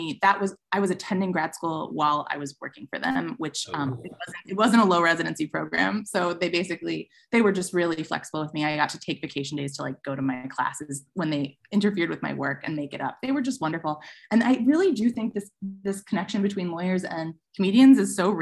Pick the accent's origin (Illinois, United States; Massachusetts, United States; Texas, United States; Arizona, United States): Illinois, United States; Chicago; growing up in Chicago, I used to go see TJ and Dave and stuff when I was a kid.